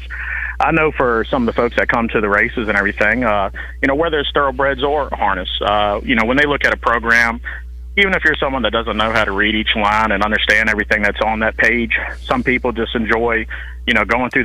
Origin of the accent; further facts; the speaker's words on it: Virginia, United States; I was born and raised in the Virginia area.